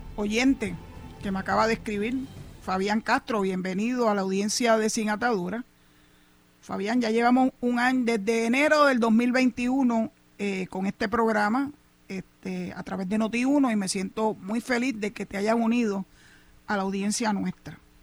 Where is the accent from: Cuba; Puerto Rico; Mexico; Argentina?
Puerto Rico; first language Spanish; Yo defiendo a Puerto Rico con capa y espada, porque esta es mi patria, esta es mi tierra, aquí nací y aquí quiero morir.